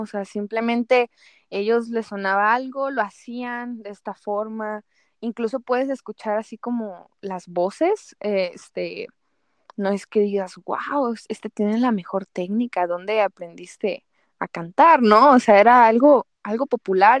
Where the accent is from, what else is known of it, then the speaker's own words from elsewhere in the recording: Guadalajara, Jalisco, Mexico; yo como tapatía